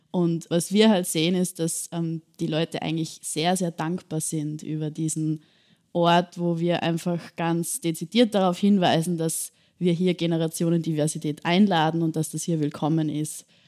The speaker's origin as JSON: {"language": "German", "town": "Bad Ischl", "region": "Upper Austria", "country": "Austria", "tie": "born or raised there", "moved": "yes", "lives_now": "Vienna, Austria", "said": "Also ich komme selbst nicht aus Wien, sondern aus Bad Ischl in Oberösterreich, kleinere Stadt bin dort auch mit meinen Großeltern und meiner Familie groß geworden."}